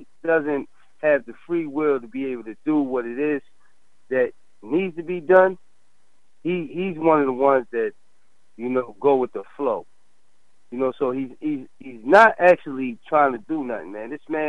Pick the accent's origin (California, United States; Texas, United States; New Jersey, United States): New Jersey, United States; North; You know, I'm from North New Jersey